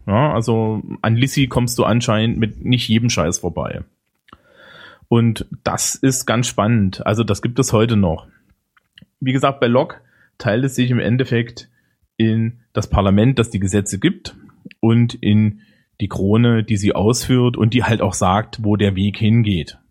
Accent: Germany; bei uns in Deutschland.

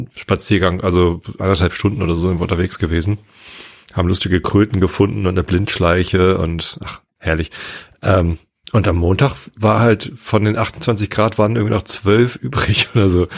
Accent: Wistedt, Lower Saxony, Germany; Ich bin ja in Wisted aufgewachsen

